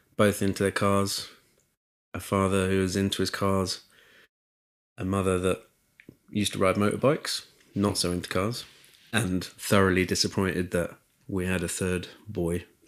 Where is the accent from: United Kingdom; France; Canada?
United Kingdom; Chichester, South East England; I grew up in Chichester